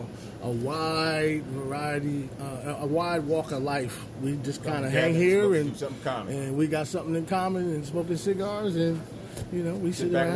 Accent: Camden, New Jersey, United States; born or raised there

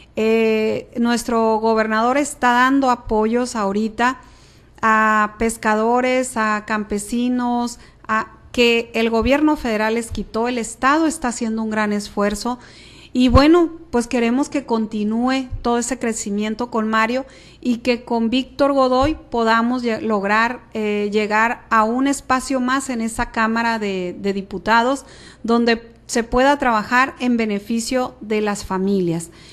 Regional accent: Guamúchil, Sinaloa, Mexico; San Pedro pues es mi colonia, yo ahí eh, nací, crecí, corrí, caminé hasta que me casé, me salí de San Pedro.

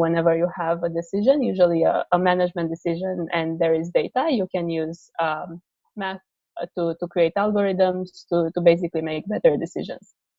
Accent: Romania; moved away as an adult; now in United States; I'm originally from Romania, but i I moved to the states uh, uh, for college

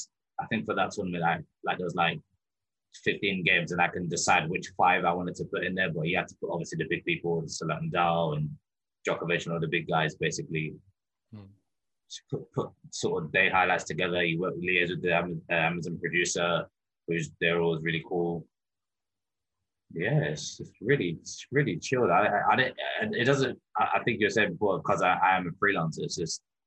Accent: London, United Kingdom; I grew up in London.

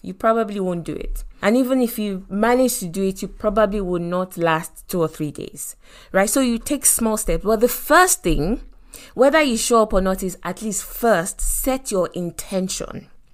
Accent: Lagos, Nigeria; African parents, you know, growing up in Lagos, Nigeria

